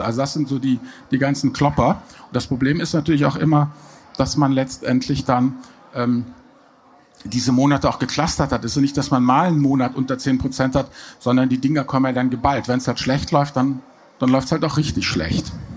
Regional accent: Germany; bei uns in Deutschland

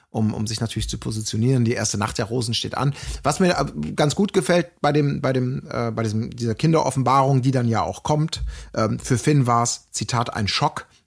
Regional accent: Germany; ich komme ja aus Deutschland.

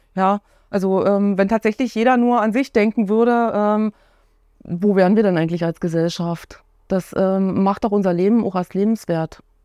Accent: Cottbus, Brandenburg, Germany; moved away as an adult; also born or lived in Oranienburg / Bernau; ich bin gebürtige Cottbusserin

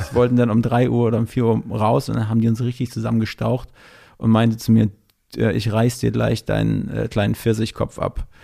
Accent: Ludwigslust, Mecklenburg-Vorpommern, Germany; moved away; ich komme aus MacPom ursprünglich.

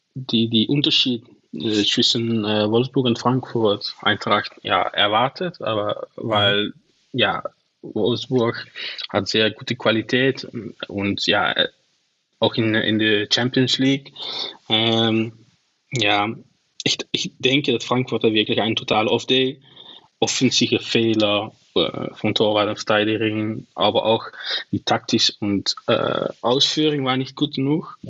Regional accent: Venlo, Limburg, Netherlands; first language Dutch; German is a second language; ich komme aus Venlo, so das ist nicht so, so mhm. weit von der deutschen Grenze

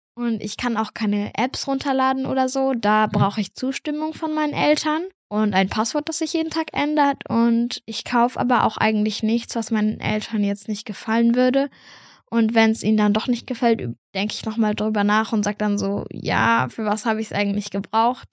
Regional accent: near Munich, Bavaria, Germany; ich komme aus der Nähe von München.

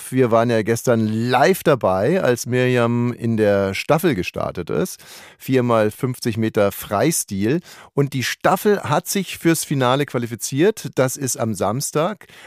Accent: Hungary; nehme ich ein bisschen roten Paprika, weil ich komme aus Ungarn

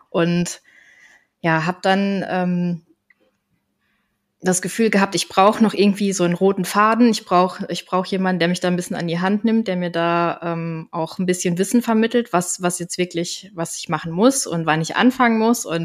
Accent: Koblenz, Rhineland-Palatinate, Germany; ich bin 35 Jahre, ich komme aus Koblenz

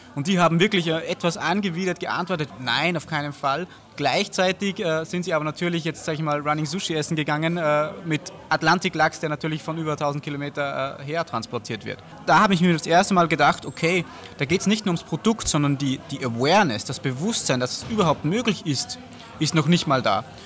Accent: Austria; Wir kommen natürlich äh, aus Österreich

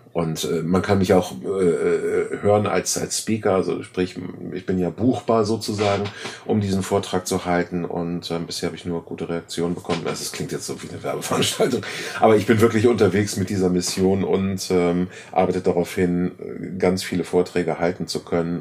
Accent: Germany; Wir sind als Deutsche

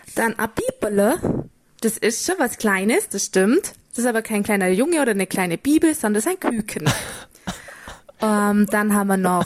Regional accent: near Füssen, Bavaria, Germany; accent: Bavarian (mix of Allgäu, Austrian and Upper Bavarian); Also gebürtig komme ich aus der Nähe, ziemlich nah an der Grenze zu Österreich, also in der Nähe von Füssen, falls das jemand kennen sollte. Ähm, und da eben kommt auch der Dialekt her.

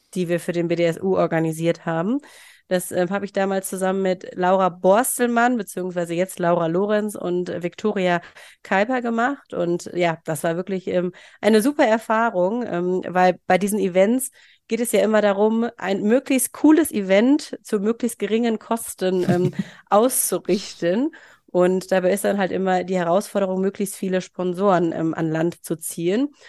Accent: Mönchengladbach, North Rhine-Westphalia, Germany; moved away as an adult; also born or lived in Bielefeld; komme gebürtig aus Mönchengladbach und bin inzwischen auch wieder ähm, dorthin zurückgezogen

